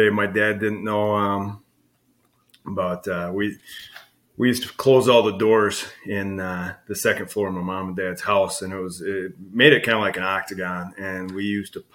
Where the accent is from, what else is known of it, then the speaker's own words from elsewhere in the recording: Monroe, Wisconsin, United States; also born or lived in Ireland; my mom and dad moved over from Ireland in 73, and they moved up to Rochester, Minnesota first and had my three brothers. And then in late in 77, they moved down to Monroe